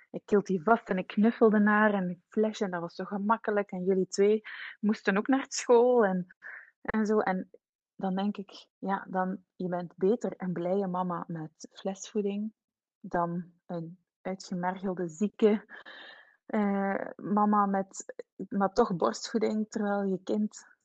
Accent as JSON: {"language": "Dutch", "country": "Switzerland", "tie": "born there", "said": "Zij heeft met mij en mijn broer, wij zijn in Zwitserland geboren."}